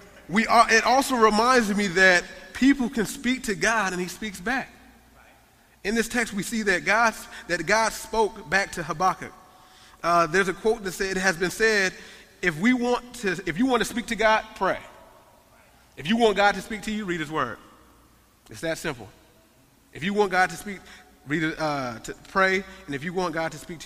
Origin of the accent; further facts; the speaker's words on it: United States; I love being American